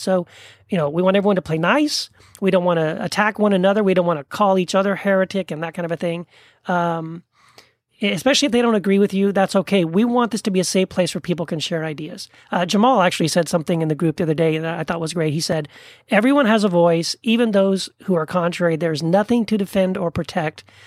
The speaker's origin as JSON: {"language": "English", "town": "El Paso", "region": "Texas", "country": "United States", "tie": "born or raised there", "also_born_or_lived": "Tennessee", "moved": "as an adult", "lives_now": "Orange County, California, United States", "said": "I was born in Tennessee, grew up in El Paso, Texas, where I met my wife, Wendy, and then we moved to Orange County, California"}